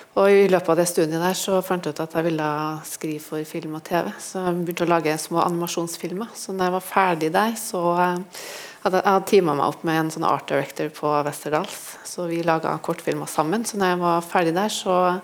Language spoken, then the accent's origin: Norwegian; near Trondheim, Trøndelag, Norway; heimbygda mi, som er litt utafor Trondheim